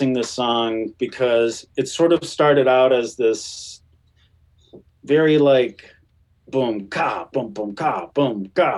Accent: Western South Dakota, United States; growing up in Western South Dakota, too, where it was like, you can't swing a dead cat without hitting a Minuteman missile site

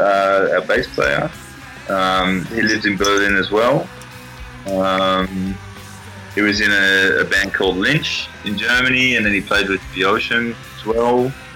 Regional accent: Australia; As an Australian

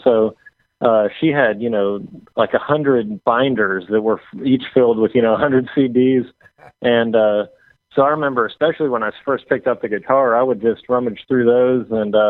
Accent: Seattle, Washington, United States; also born or lived in Southern California / North Carolina; now in Nashville, United States; Well, I was born in Southern California, grew up in Seattle, North Carolina, and my family moved around a lot when I was growing up with me and my brother and my mom.

